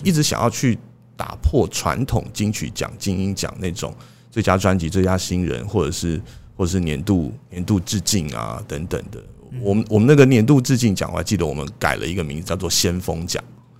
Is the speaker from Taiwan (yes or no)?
yes; Taiwan; 我们台湾